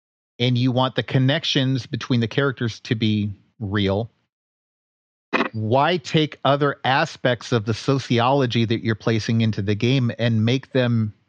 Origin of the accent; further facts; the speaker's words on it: Washington, D.C. area, United States; I grew up just outside of Washington, D.C. It's a pretty diverse place.